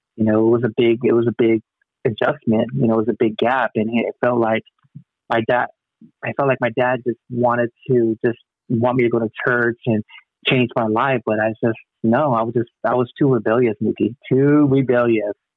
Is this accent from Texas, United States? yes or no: no; Long Beach, California, United States; also born or lived in Wilmington, Los Angeles; I was born in Long Beach at Memorial Hospital. LBC